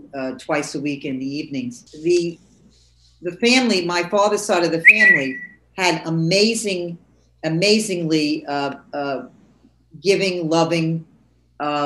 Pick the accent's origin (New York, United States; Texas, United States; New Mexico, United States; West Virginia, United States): New York, United States; New York City; I grew up living above my father's grocery store in Jamaica, Queens.